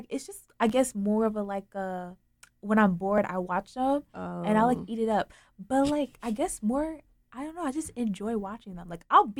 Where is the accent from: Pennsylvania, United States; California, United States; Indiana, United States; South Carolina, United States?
Pennsylvania, United States; now in Raleigh, United States; I'm originally from the north, specifically Pennsylvania. I go to NC State as well. From African descent, you know.